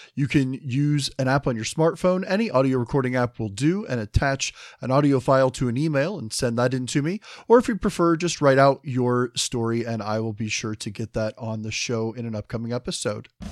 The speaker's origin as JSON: {"language": "English", "area": "the Midwest, just outside Cincinnati", "region": "Ohio", "country": "United States", "said": "I'm from the Midwest myself, just outside Cincinnati"}